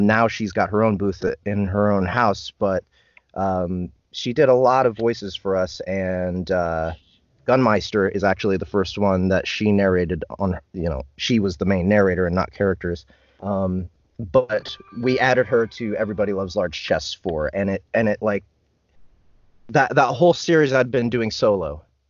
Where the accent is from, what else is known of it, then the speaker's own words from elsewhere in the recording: Kansas City, United States; I'm born and raised in Kansas City